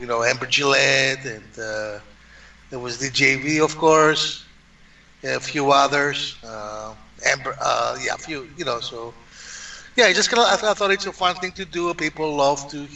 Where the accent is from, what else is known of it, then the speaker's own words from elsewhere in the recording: Greece; accent: Greek; moved away; I am born in Greece. Came to this country in the 80s. Been here since then.